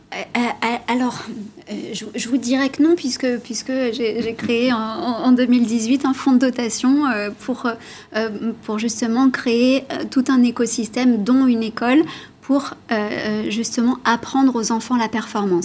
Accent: Italy; je suis italienne

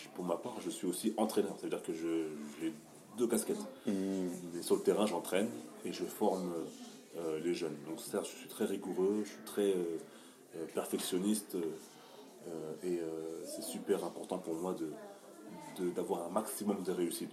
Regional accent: France; nous sommes français

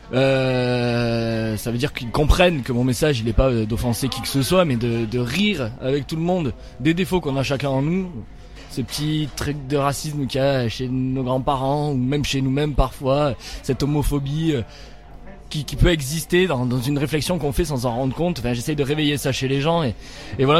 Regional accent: Nîmes, Occitania, France; je suis de Nîmes, j'ai grandi à Nîmes, je suis euh, du Gard

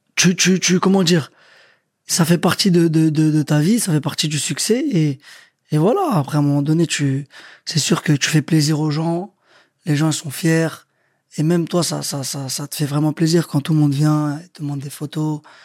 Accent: Sarcelles, Île-de-France, France; moved away as an adult; also born or lived in Quimper / Le Havre / England; je viens de Sarcelles

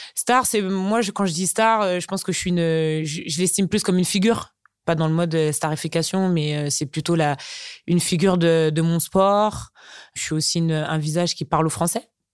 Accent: Chartres, Centre-Val de Loire, France; moi je suis née à Chartres tout simplement parce que mes parents sont arrivés en métropole bien avant. donc moi mes racines, bah c'est Chartres

